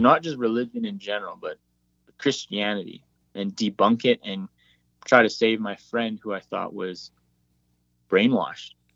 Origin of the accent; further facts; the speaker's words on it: Whitehorse, Yukon, Canada; we're planted in the capital city, Whitehorse and uh, this is my hometown, born and raised